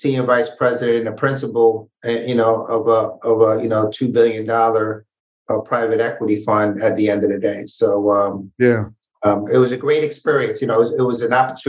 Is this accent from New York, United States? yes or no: yes; New York City, New York, United States; accent: Bronx; born and raised in the Bronx.